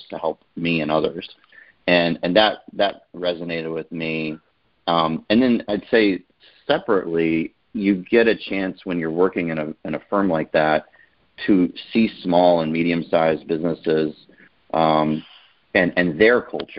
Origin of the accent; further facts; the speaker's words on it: Glen Allen, Virginia, United States; I grew up in Glen Allen, Virginia, so a suburb outside of Richmond